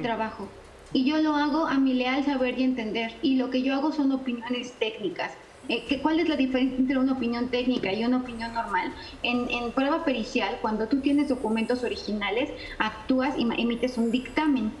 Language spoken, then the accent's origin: Spanish; Mexico; los mexicanos somos especialmente cálidas, los mexicanos somos personas que damos la bienvenida